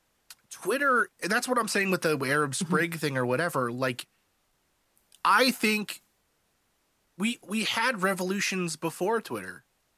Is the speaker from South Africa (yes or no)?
yes; South Africa; also born or lived in Canada; now in United States; We live in America, even though I'm a Canadian originally from South Africa.